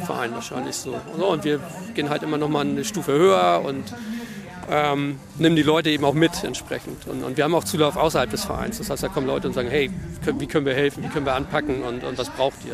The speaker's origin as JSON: {"language": "German", "region": "Hamburg", "country": "Germany", "said": "wir sind Hamburger"}